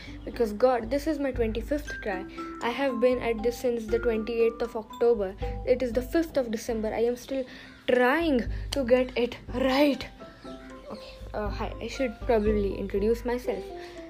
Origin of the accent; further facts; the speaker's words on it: India; I am 15. I am an Indian